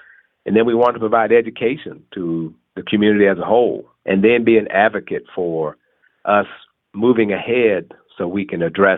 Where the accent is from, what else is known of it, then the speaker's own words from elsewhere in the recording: Texas, United States; I grew up in Texas.